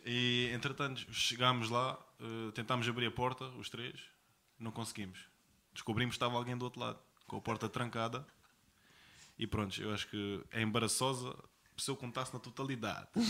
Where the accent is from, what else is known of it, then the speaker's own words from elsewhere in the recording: Algarve, Portugal; sou do Algarve